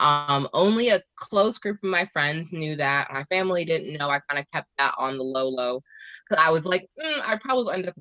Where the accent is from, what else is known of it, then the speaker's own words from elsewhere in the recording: Teaneck, New Jersey, United States; also born or lived in Manhattan, New York / Philadelphia; I was raised in North Jersey